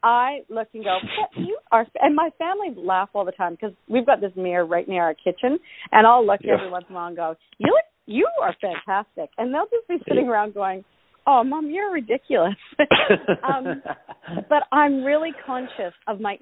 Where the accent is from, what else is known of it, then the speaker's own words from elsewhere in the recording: Canada; I am Canadian, and I was born in February